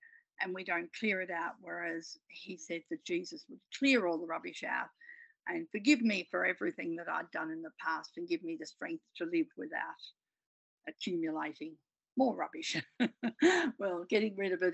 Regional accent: Melbourne, Victoria, Australia; I grew up in East Melbourne.

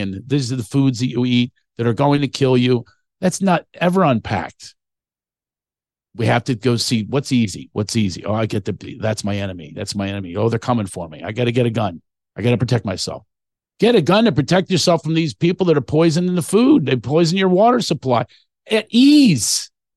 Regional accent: Philadelphia, Pennsylvania, United States; my hometown

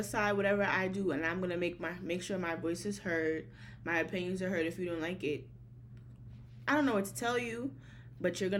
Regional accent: New York City, New York, United States; moved away as an adult; now in Virginia, United States; I am from Brooklyn, New York. Shout out to all my New Yorkers. Big Bed-Stuy. That's the hood I'm from.

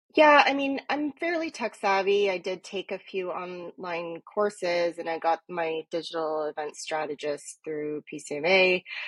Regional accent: Toronto, Ontario, Canada; also born or lived in East York, Toronto; i grew up in etobicoke so and now i mean i live in east york now but you know basically toronto girl

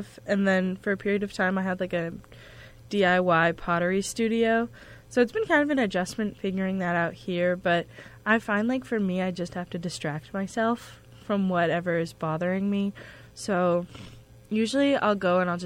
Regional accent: West Hartford, Connecticut, United States; I'm from West Hartford, Connecticut, so it's like an hour and 15 minutes away from here.

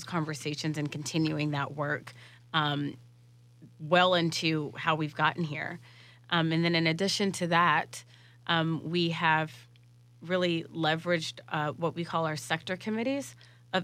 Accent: Jacksonville, Florida, United States; I'm born and raised in Jacksonville

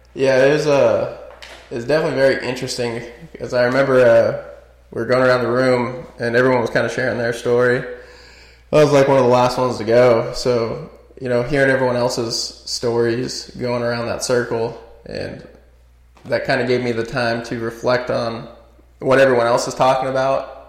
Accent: Nevada, United States; also born or lived in Northridge, California; I grew up in a small little country town outside of Vegas.

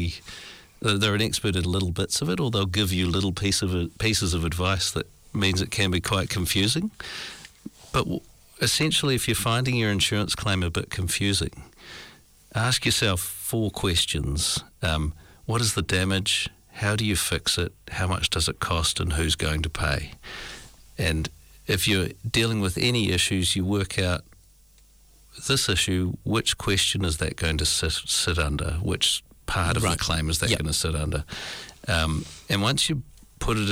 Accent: New Zealand; as a New Zealander, our culture is that we assume

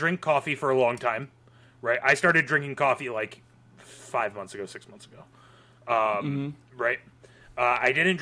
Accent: New England, United States; I am from New England

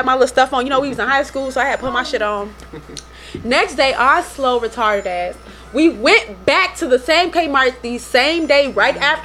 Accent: Chicago, Illinois, United States; I'm from uptown, born and raised in Chicago

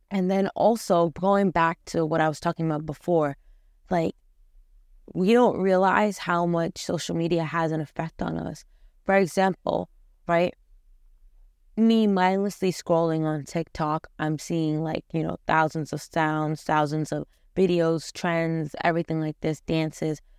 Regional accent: Afghanistan; I come from Afghanistan

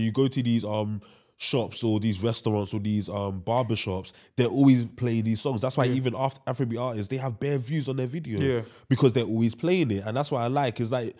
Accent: United Kingdom; we in the UK, we're English speaking country as well, we want to appeal to the American audience because we feel like that's where music should dominate.

